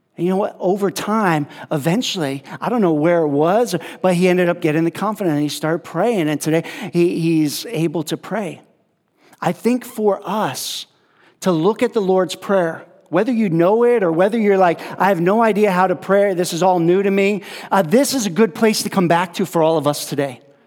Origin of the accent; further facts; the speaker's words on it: upstate New York, United States; moved away as an adult; also born or lived in California / Mexico; I grew up in New York, so um, in upstate New York